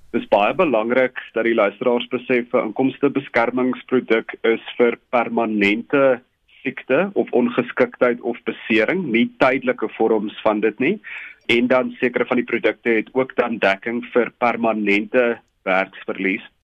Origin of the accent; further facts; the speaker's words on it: South Africa; ons as Suid-Afrikaners